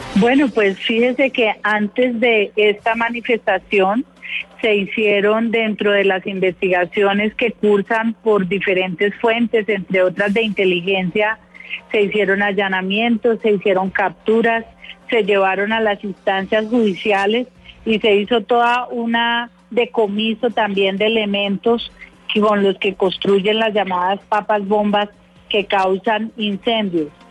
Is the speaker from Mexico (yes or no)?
no; Colombia; todos somos colombianos